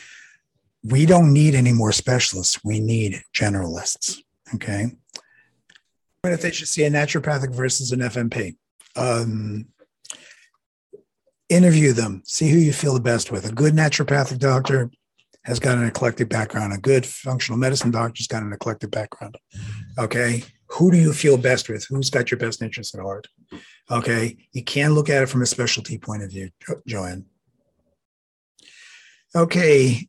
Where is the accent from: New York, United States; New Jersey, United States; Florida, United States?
New York, United States; New York City; I'm from New York City